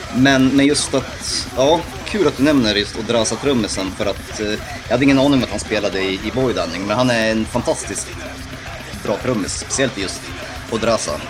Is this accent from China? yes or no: no; Gdańsk, Pomeranian Voivodeship, Poland; now in Sweden; mina hemtrakter